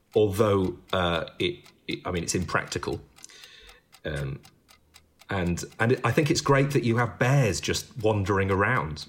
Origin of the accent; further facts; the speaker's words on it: United Kingdom; I'm British